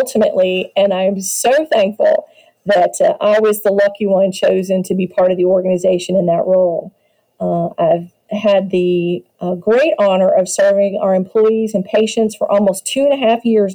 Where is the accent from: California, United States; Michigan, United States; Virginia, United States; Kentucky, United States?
Kentucky, United States; Louisville; my hometown of Louisville, Kentucky